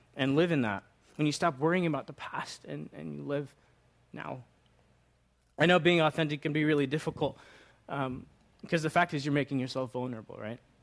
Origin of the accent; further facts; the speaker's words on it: Long Island, New York, United States; moved away as an adult; also born or lived in Virginia; I grew up in Long Island, Long Island